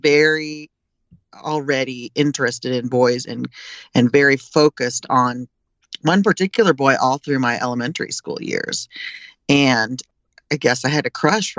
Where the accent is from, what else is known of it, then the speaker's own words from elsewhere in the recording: Illinois, United States; also born or lived in East Coast; now in California, United States; I came from Illinois. I'm a Midwesterner